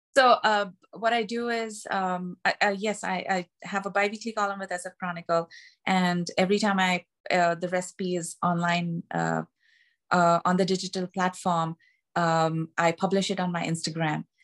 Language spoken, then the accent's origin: English; Mumbai, Maharashtra, India; moved away as an adult; now in United States; I'm from Bombay, uh, or Mumbai, which is in the state of Maharashtra